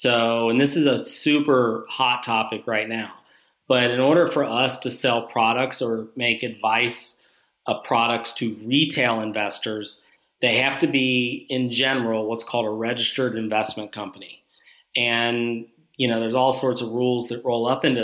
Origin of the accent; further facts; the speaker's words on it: Northern Kentucky, United States; I'm from Northern Kentucky. Whole family's from Northern Kentucky.